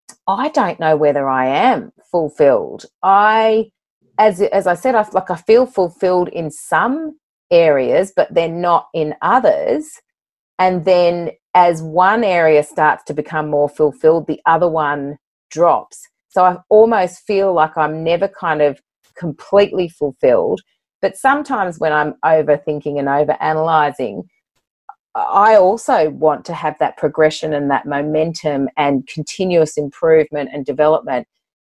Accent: Sydney, New South Wales, Australia; born there; also born or lived in Bathurst / London; now in Port Macquarie, Australia; You know, I was born in Sydney, moved to Bathurst, couldn't wait to get back to Sydney, moved to London, came back to Sydney, you know, now in Port Macquarie, have been for 12 years.

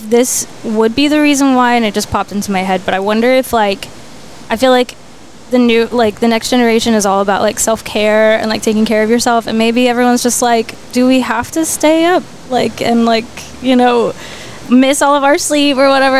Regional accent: Fort Worth, Texas, United States; And, and then we just moved up north. But still in Fort Worth, so born and raised.

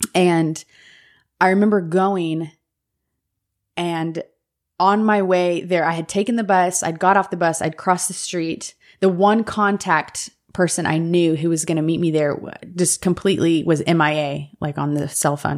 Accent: United States; I was American

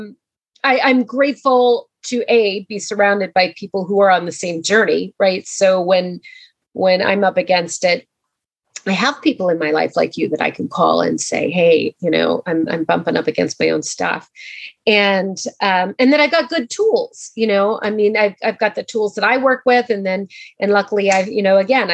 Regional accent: Montana, United States; moved away; I grew up in Montana, so I am a Montanan at heart

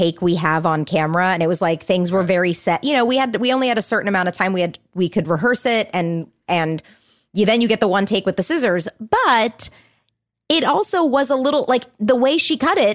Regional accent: Orange County, California, United States; I'm from Orange County

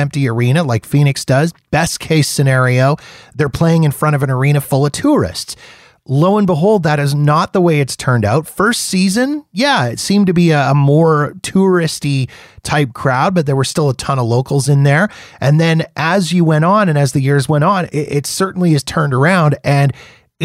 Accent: Winnipeg, Manitoba, Canada; Winnipeg, I grew up in Winnipeg

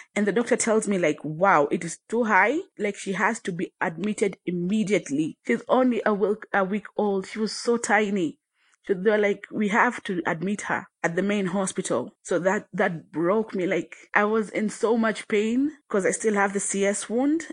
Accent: Tanzania; now in Kenya; I was born in Kenya, but raised in Tanzania. I currently live in Kenya

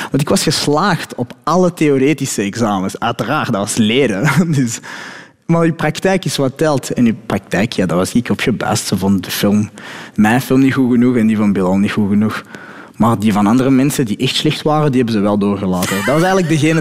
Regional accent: Belgium; also born or lived in Morocco (ancestry); ik ben gewoon een Belg zoals iedereen.

